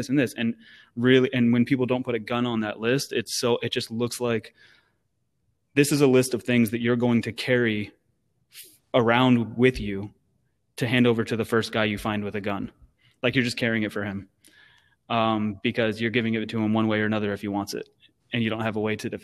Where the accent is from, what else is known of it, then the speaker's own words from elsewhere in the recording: Sacramento, California, United States; I'm from Sacktown